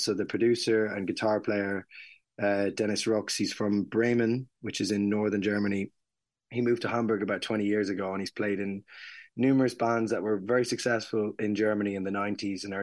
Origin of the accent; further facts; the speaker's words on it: Mullingar, Westmeath, Ireland; moved away; We're playing in Mullingar, my hometown